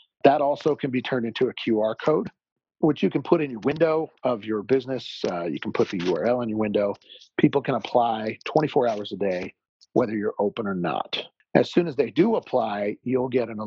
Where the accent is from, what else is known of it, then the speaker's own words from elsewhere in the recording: Salt Lake City, Utah, United States; also born or lived in Jackson Hole, Wyoming; I grew up in Salt Lake City, Utah